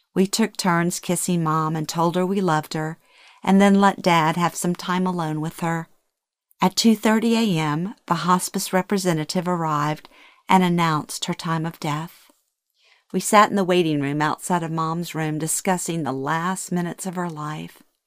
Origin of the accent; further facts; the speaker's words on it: Louisiana, United States; moved away as an adult; moving back to my hometown in Louisiana after 36 years